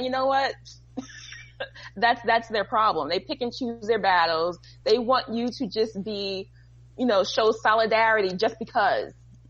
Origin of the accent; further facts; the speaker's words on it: New Jersey, United States; I'm from New Jersey.